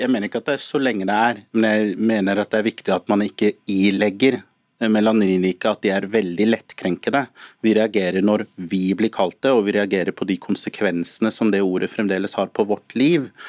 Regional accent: Norway; som norskafrikanere og som nordmenn som er melaninrike

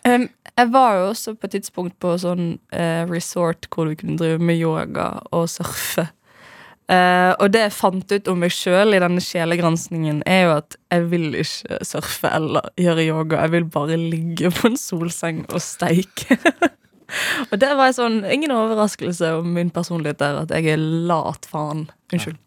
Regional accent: Bergen, Vestland, Norway; moved away; hjemme i Bergen, da jeg bodde der.

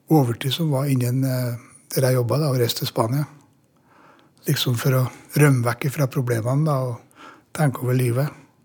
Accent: Norway; also born or lived in Namsos; hjemme i Norge

